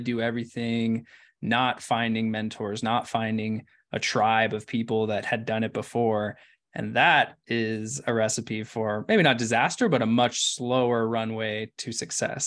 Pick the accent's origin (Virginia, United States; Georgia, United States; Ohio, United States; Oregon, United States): Oregon, United States; Ashland; I'm from Ashland